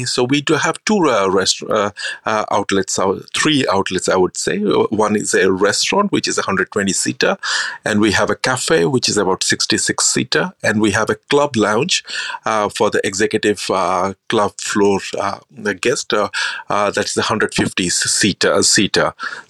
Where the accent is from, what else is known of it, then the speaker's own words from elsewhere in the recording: India; I grew up in India. Then after my schooling, I always wanted to become a chef.